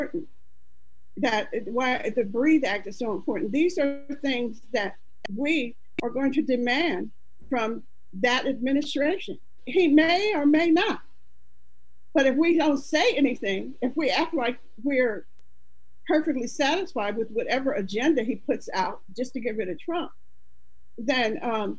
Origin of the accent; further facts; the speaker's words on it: Pennsylvania, United States; I'm from Pennsylvania